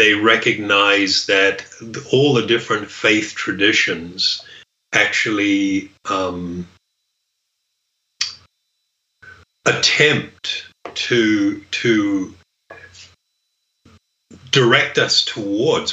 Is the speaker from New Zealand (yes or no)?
yes; New Zealand; I grew up in New Zealand